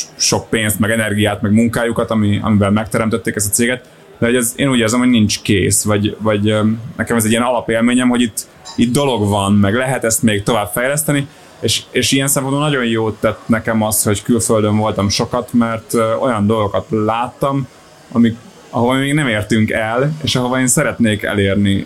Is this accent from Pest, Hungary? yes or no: yes; Solymár, Pest, Hungary; also born or lived in Budapest; én Solymáron nőttem fel, meg Budapesten jártam gimibe